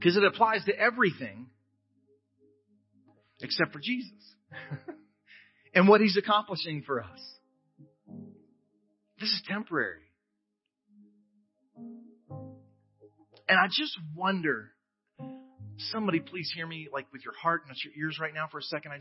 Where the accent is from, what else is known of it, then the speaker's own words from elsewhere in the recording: United States; I'm an American.